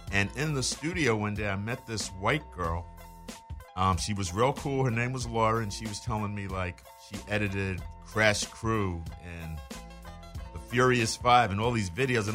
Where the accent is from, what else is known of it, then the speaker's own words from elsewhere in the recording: New York, United States; also born or lived in London; that's how I ended up being born in London. But I grew up in New York.